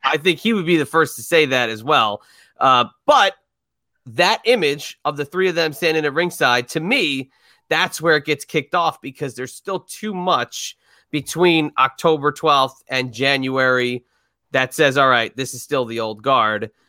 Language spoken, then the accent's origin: English; United States; we grew up in New York, New Jersey area.